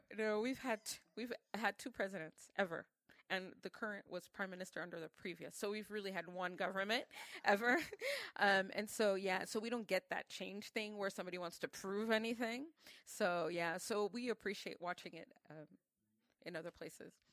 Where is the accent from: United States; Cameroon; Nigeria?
Cameroon; in Cameroon we operate on a whole different sphere